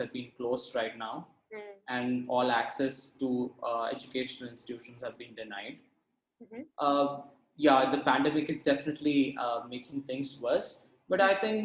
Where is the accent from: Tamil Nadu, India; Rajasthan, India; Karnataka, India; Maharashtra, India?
Tamil Nadu, India; Hosur; I'm from Hosur, which is about an hour or two from Bangalore